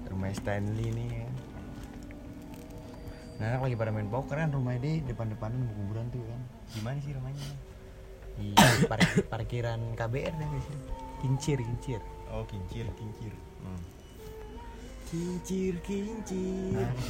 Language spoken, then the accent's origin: Indonesian; Cirebon, West Java, Indonesia; jadi kampung gue nih Cirebon lah ya kan bukan